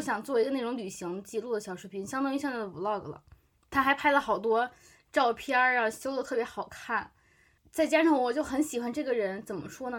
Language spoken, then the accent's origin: Chinese; China; moved away as an adult; also born or lived in Japan; 都是因为我们就是中国人